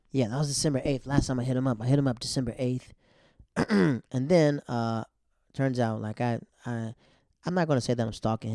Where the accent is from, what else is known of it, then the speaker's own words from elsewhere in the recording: Yokota, Tokyo, Japan; also born or lived in Netherlands; I grew up in Yakota. Yakota is a place in Japan, and Afnorf was when I moved to the Netherlands.